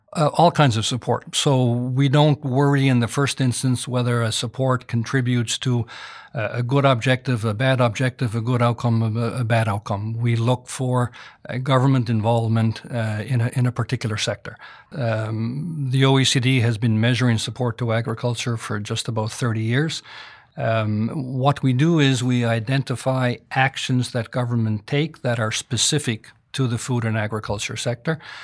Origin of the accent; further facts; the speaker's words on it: Canada; I'm Canadian.